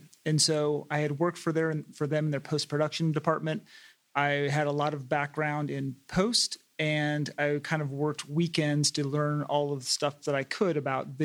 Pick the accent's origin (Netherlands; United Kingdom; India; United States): United States; East Coast; moved away as an adult; also born or lived in Los Angeles; now in Coachella Valley, United States; I was from the East Coast